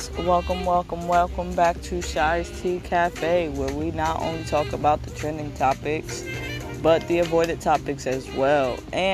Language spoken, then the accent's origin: English; New Jersey, United States; also born or lived in Pennsylvania; I am from New Jersey, and I go back and forth from New Jersey to Pennsylvania